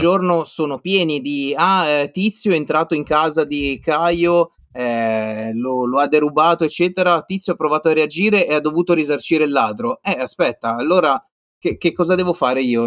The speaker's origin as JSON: {"language": "Italian", "region": "Liguria", "country": "Italy", "moved": "yes", "said": "io sono ligure"}